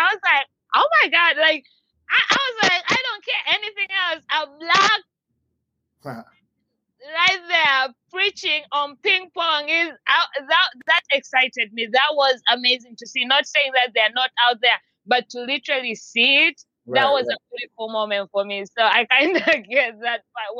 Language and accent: English; Tanzania; It took me a while because I'm originally from Tanzania in East Africa, but I've traveled around. I move around a lot.